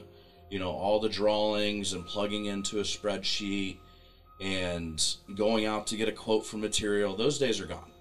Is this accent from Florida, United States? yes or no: no; Pickwell, Ohio, United States; moved away; my hometown in Pickwell, Ohio